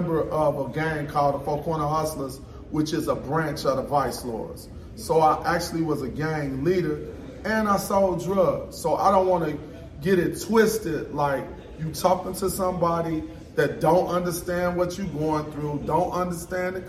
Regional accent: Chicago, Illinois, United States; I'm from Chicago, Illinois

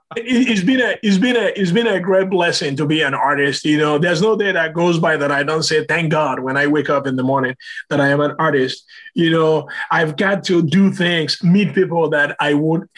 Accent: Nigeria; moved away

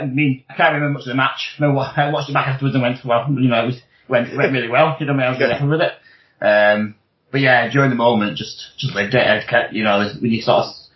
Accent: Wigan, North West England, United Kingdom; I'm from Wigan

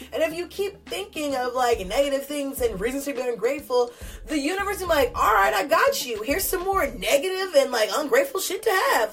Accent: Newark, California, United States; I'm from California

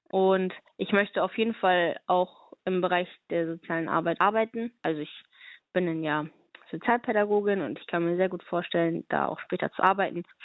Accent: Stade, Lower Saxony, Germany; Das ist noch mein Heimatverein. Ich komme aus Stade, das ist in der Nähe von Hamburg. Da habe ich äh, angefangen zu boxen

